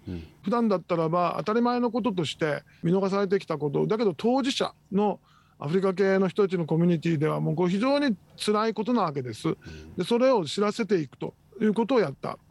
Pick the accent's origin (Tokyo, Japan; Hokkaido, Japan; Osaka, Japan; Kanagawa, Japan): Tokyo, Japan; moved away as an adult; also born or lived in United States; now in Okinawa, Japan; 私は、出身は東京です。